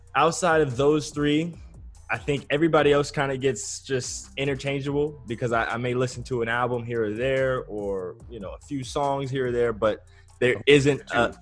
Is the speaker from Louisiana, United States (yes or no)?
no; Southern California, United States; I'm from Southern California.